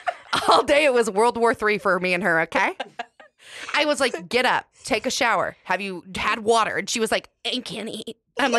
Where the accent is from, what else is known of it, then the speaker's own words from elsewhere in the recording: Las Vegas, Nevada, United States; now in Nashville, United States; Madison was in my hometown.